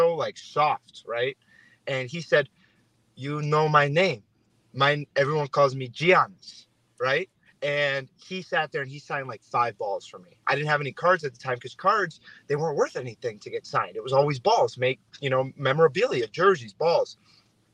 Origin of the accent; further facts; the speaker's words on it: Cleveland, Ohio, United States; moved away; also born or lived in California; I'm originally from Cleveland